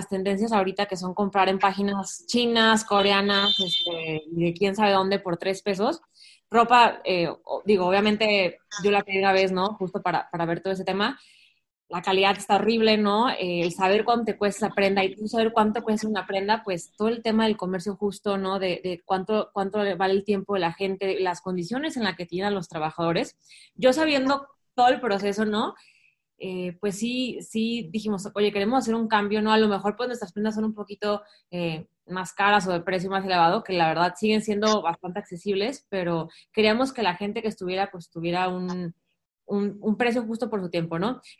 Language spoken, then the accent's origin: Spanish; Mexico